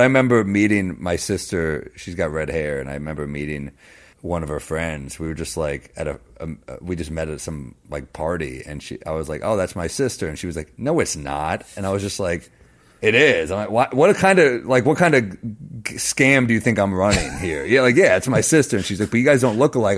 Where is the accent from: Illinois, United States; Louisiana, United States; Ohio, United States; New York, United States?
New York, United States; New York City; I grew up in Manhattan